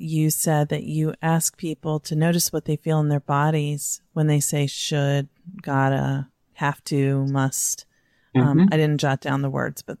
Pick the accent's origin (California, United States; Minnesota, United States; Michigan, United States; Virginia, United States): Virginia, United States; I'm from Virginia.